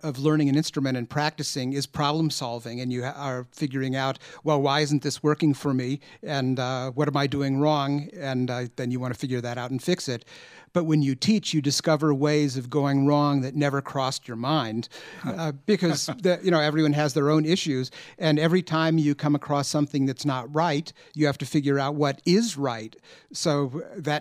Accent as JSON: {"language": "English", "region": "Southern California", "country": "United States", "tie": "born or raised there", "said": "I grew up in Southern California and spent all my summers at Laguna Beach, where I learned to dive"}